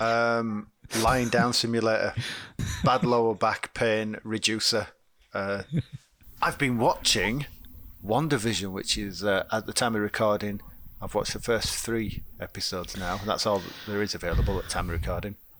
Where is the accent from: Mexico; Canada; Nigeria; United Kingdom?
United Kingdom; we're British